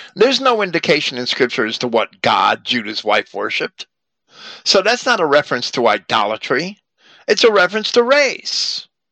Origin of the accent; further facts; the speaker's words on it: Virginia, United States; I was born in 1960 in Virginia